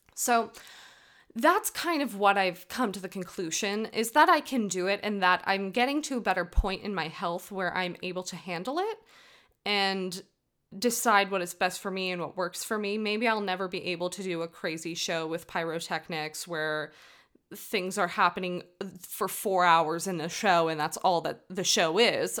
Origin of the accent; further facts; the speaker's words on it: United States; I'm American. I, from the U S